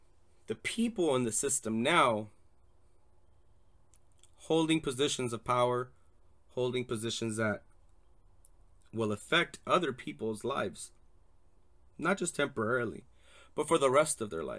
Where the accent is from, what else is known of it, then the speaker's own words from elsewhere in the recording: Torrance, California, United States; born there; I'm a 36-year-old gay Latino male. I was born in Torrance Memorial Hospital in California